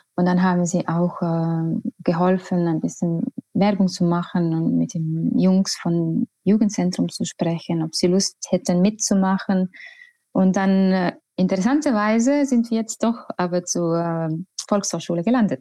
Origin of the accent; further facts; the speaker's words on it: Estonia; German is a second language; moved away as an adult; also born or lived in Tallinn / Vienna; now in Hamburg, Germany; ich komme aus Estland